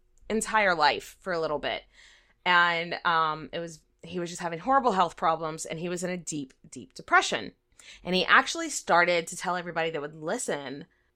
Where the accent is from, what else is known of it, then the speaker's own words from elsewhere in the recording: Cajun Louisiana, United States; So Nathan and I were raised in Cajun culture, where Lent is a big fucking deal.